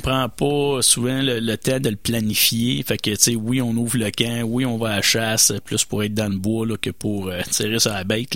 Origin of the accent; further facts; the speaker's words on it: Quebec, Canada; chez nous au Québec